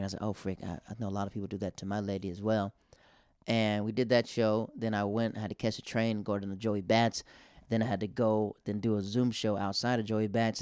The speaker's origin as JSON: {"language": "English", "region": "the South", "country": "United States", "said": "I'm from the South."}